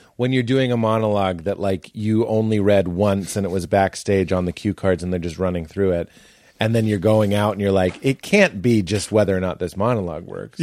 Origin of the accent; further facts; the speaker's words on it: United States; we're, we're an American culture